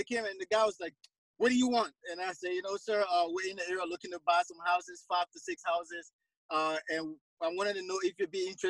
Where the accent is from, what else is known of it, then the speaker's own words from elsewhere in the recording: Monrovia, Montserrado, Liberia; moved away; I'm from Monrovia, Liberia, which is in West Africa. So I'm an immigrant to this country